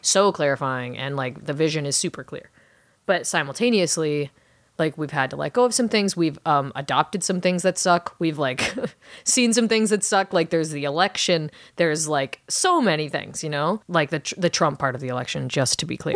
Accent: Orange County, California, United States; my hometown of Orange County, California

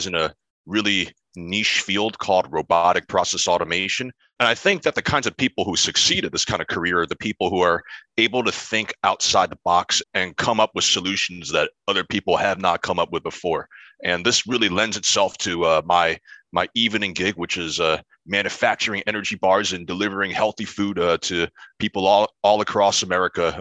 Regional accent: New Jersey, United States; also born or lived in Pennsylvania; my hometown in New Jersey

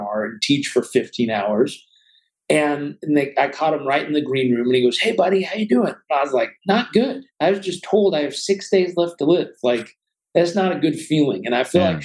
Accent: Southern California, United States; I was brought up in Southern California

